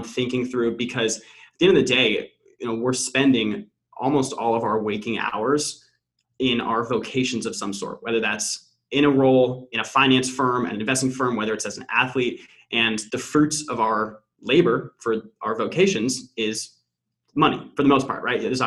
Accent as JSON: {"language": "English", "town": "Pasadena", "region": "California", "country": "United States", "tie": "born or raised there", "also_born_or_lived": "Notre Dame, Indiana", "moved": "as an adult", "lives_now": "Boston, United States", "said": "I born and raised in SoCal, actually pretty close to where TT is now, Pasadena area."}